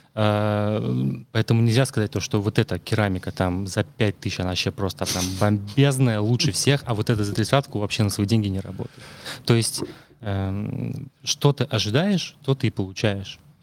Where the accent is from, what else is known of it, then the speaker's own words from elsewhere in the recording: Murmansk, Murmansk Oblast, Russia; moved away; я из Мурманска